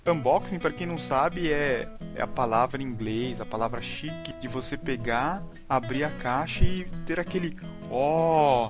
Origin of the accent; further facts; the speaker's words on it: São Paulo, Brazil; also born or lived in Canada; now in Curitiba, Brazil; eu nasci em São Paulo e em 2000 eu mudei aqui para Curitiba